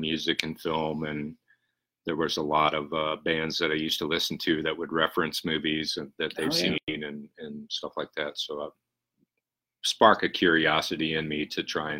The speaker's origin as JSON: {"language": "English", "town": "Loveland", "region": "Colorado", "country": "United States", "tie": "born or raised there", "said": "I grew up in Loveland, actually"}